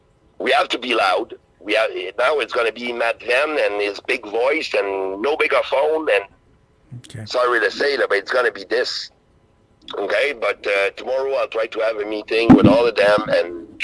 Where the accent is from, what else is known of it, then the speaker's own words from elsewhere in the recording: Canada; as a Canadian